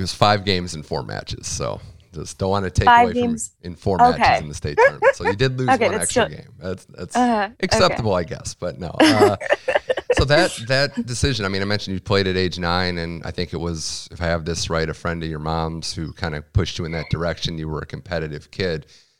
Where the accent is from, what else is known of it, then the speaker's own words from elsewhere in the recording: Cleveland, Ohio, United States; I'm also from Cleveland as well